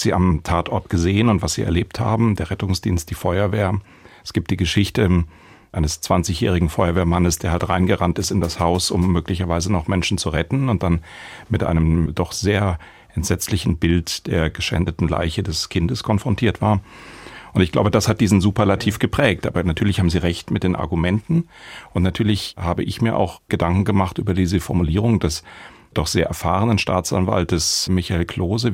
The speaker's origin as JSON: {"language": "German", "town": "Baden-Baden", "region": "Baden-Württemberg", "country": "Germany", "tie": "born or raised there", "said": "hier in der Stadt, es ist meine Heimatstadt"}